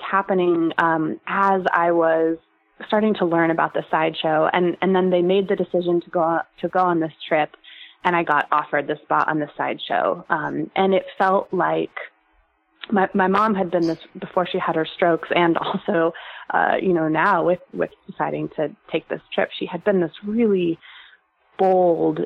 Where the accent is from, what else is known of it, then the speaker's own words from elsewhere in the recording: San Francisco Bay Area, California, United States; I'm from the San Francisco Bay Area